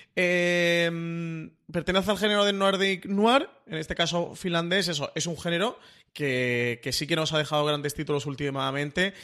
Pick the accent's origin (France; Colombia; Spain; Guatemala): Spain; Málaga, Andalusia; yo como buen malagueño